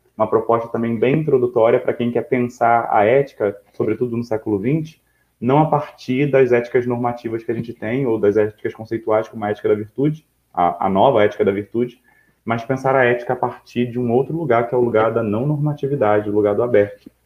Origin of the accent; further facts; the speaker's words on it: Brazil; eu e você somos brasileiros